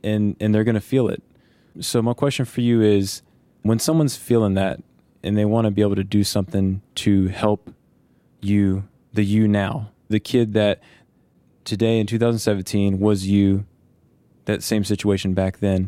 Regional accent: Petersburg, Virginia, United States; I grew up in Virginia

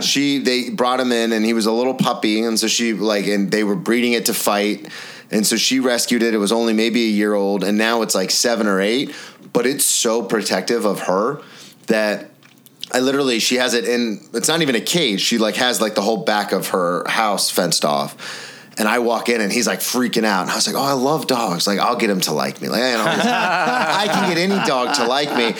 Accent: the South, United States; moved away; I'm from the South

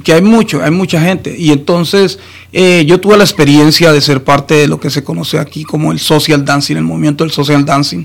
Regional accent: Colombia; yo soy colombiano.

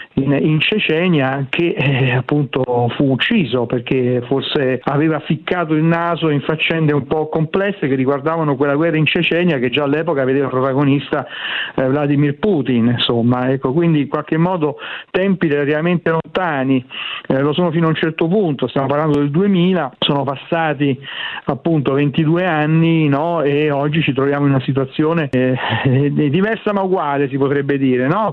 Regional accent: Rome, Lazio, Italy; come si dice a Roma, dalle mie parti

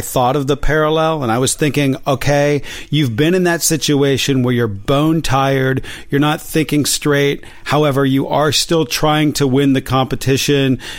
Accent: West Virginia, United States; now in Los Angeles, United States; I'm from West Virginia

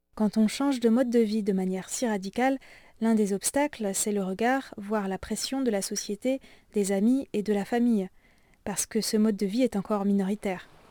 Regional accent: Alsace, Grand Est, France; mon village natal en Alsace

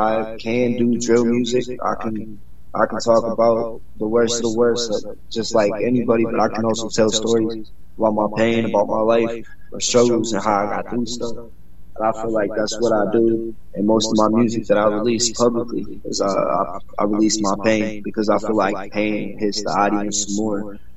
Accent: Florida, United States; born there; also born or lived in New York; now in Charlotte, United States; Florida-born artist. I've traveled most of my life. I live currently in Charlotte, North Carolina. I moved out here from New York.

